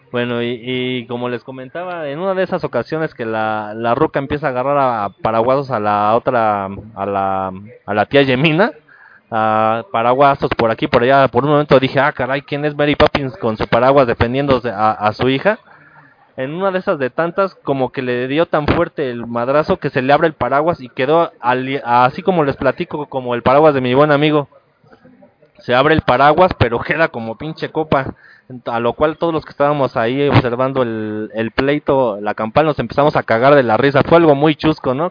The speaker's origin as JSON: {"language": "Spanish", "country": "Mexico", "said": "todos los mexicanos nos ayudamos entre todos"}